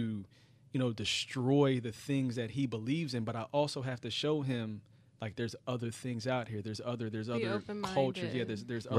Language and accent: English; Philadelphia, Pennsylvania, United States; I'm from Philly